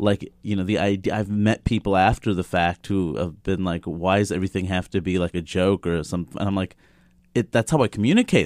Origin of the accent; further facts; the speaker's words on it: New York City, New York, United States; I grew up in Queens, New York